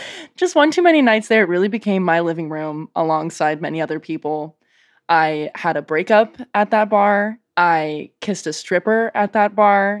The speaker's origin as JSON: {"language": "English", "country": "Canada", "moved": "yes", "lives_now": "Portland, United States", "said": "me still being very Canadian"}